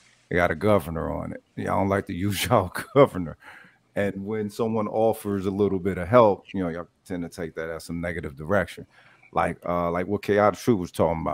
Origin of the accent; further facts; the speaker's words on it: Tulsa, Oklahoma, United States; I'm from Tulsa